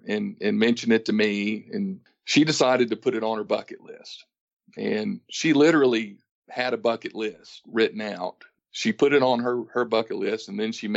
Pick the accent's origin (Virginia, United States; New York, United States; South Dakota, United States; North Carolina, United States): North Carolina, United States; Ashe County; accent: Southern; also born or lived in Raleigh, North Carolina; now in Kingston Springs, United States; I was raised mostly in the Northwest Appalachian Mountains of North Carolina.